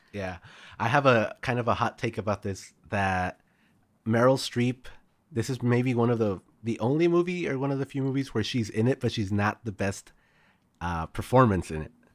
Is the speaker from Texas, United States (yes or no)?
yes; El Paso, Texas, United States; El Paso was where I grew up